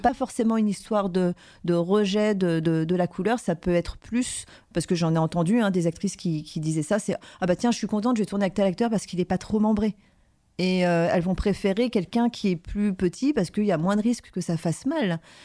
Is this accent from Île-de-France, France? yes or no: yes; Paris, Île-de-France, France; je venais de Paris